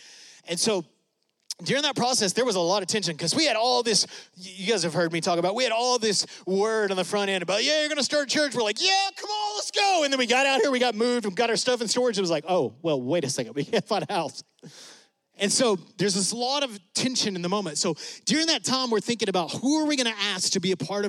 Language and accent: English; West Texas, United States; we're from West Texas